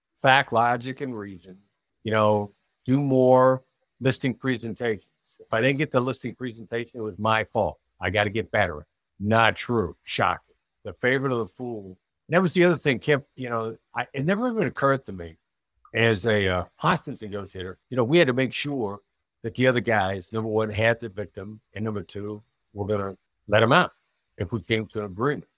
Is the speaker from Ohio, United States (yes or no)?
no; Iowa, United States; moved away; also born or lived in New York City; I grew up in a small town in Iowa